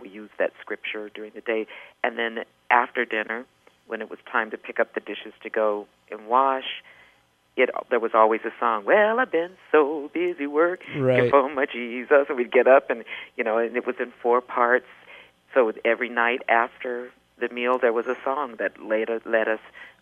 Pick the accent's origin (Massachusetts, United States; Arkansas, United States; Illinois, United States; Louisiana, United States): Louisiana, United States; Alexandria; also born or lived in Southern California; now in California, United States; I grew up in Alexandria, Louisiana